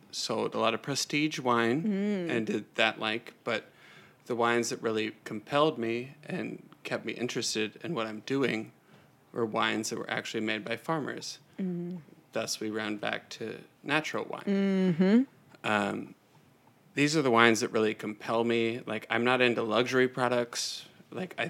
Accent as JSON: {"language": "English", "town": "Cincinnati", "region": "Ohio", "country": "United States", "tie": "born or raised there", "said": "I was born and raised in Cincinnati, Ohio, a place that is very close to my heart"}